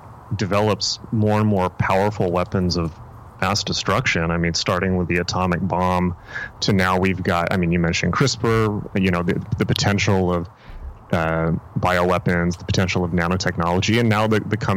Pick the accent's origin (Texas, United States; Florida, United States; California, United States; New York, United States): California, United States; San Diego; when I was growing up, you know, in San Diego